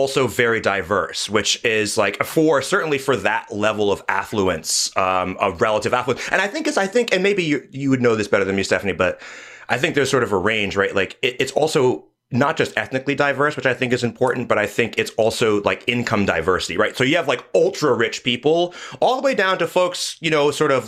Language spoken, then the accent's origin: English; New York area, United States; I'm from New York area